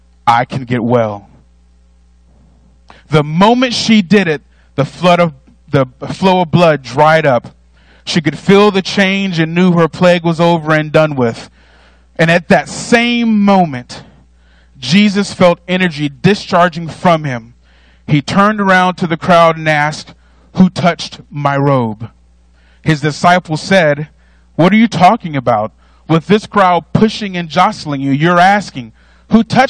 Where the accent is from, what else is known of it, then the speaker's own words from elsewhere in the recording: North Carolina, United States; I'm from North Carolina, but I was also raised as an only child